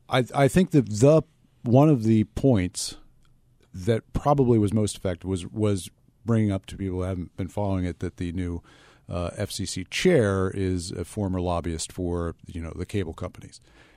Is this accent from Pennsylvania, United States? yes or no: yes; Philadelphia, Pennsylvania, United States; No, no. I'm proudly from Philadelphia, and Comcast is probably the most successful Philadelphia-based company of the last, I don't know, couple hundred years.